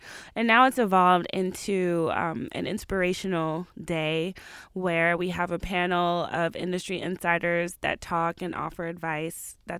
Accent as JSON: {"language": "English", "town": "Atlanta", "region": "Georgia", "country": "United States", "said": "Yeah. I'm from the South. I'm from Atlanta. So I like a lot of the Southern rappers."}